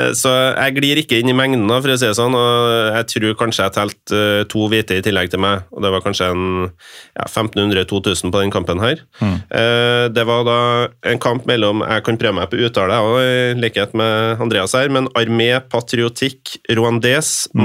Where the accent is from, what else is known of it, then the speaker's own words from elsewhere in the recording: Norway; føler seg litt sånn malplassert som nordmann, hvit nordmann på denne tribunen